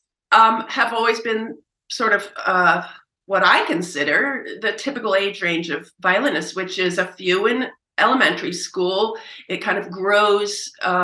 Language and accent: English; Princeton, New Jersey, United States; moved away as an adult; also born or lived in Oberlin / Manhattan; I did get pulled down to Princeton, my hometown, to begin teaching